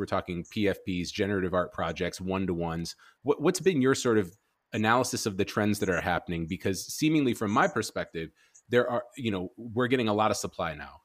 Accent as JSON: {"language": "English", "town": "Chicago", "region": "Illinois", "country": "United States", "moved": "yes", "said": "I'm from Chicago originally"}